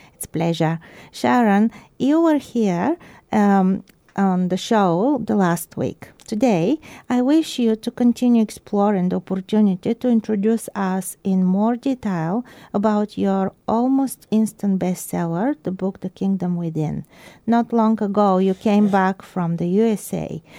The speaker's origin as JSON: {"language": "English", "country": "Bulgaria", "moved": "yes", "lives_now": "Christchurch, New Zealand", "said": "my home country, Bulgaria"}